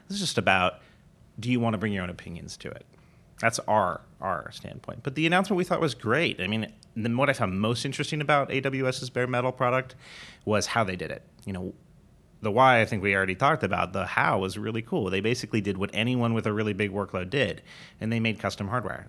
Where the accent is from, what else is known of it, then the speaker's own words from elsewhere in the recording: Southern California, United States; moved away as an adult; also born or lived in Pittsburgh; we grew up in Southern California